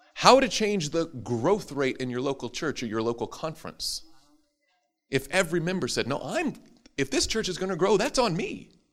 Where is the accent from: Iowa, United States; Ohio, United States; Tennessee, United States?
Tennessee, United States; Madison; my hometown of Madison, Tennessee